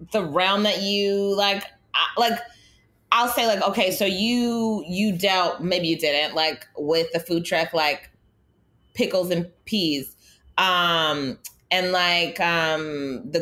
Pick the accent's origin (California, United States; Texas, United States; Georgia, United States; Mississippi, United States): California, United States; Los Angeles; moved away as an adult; also born or lived in San Francisco Bay Area; now in New York, United States; growing up in Los Angeles